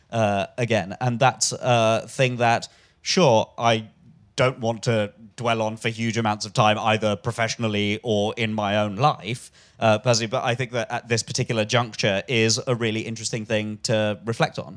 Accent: London, United Kingdom; I'm a Londoner, Billingsgate

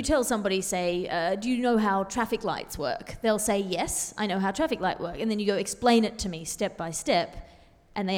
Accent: Sydney, New South Wales, Australia; born or raised there

